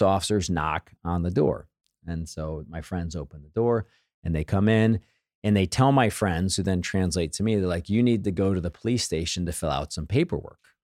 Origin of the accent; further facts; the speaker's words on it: Missouri, United States; I grew up here in Missouri